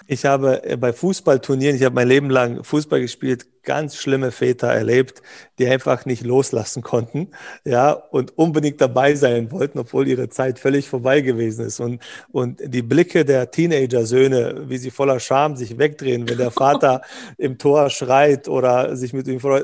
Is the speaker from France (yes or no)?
no; Bosnia & Herzegovina; moved away; wir kommen aus Jugoslawien, ex aus Bosnien